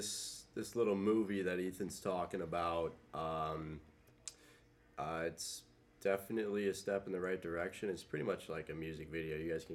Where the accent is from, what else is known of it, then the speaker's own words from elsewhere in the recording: Wisconsin, United States; now in Missouri, United States; I grew up in Wisconsin, so like my childhood was just full of playing in the snow.